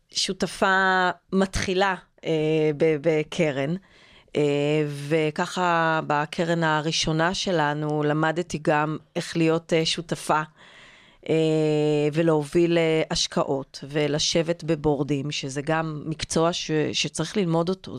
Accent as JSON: {"language": "Hebrew", "country": "Israel", "tie": "born or raised there", "said": "נולדתי וגדלתי בקיבוץ"}